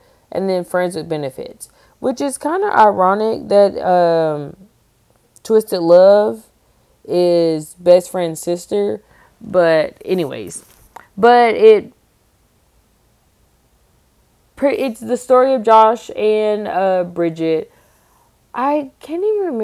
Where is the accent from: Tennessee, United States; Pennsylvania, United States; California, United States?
Tennessee, United States; Knoxville; I'm from Knoxville, Tennessee